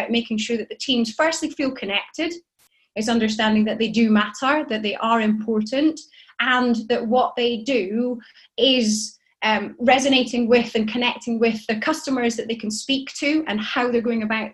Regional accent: Shetland Isles, Scotland, United Kingdom; I grew up in Shetland, in the Shetland Isles, with 30,000 white people and me

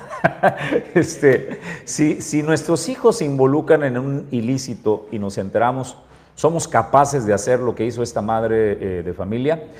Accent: Mexico; nosotros como mexicanos

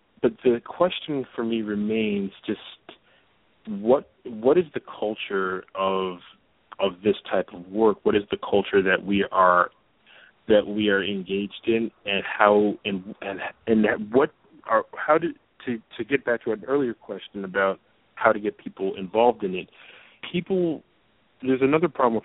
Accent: New York, United States; as a New Yorker

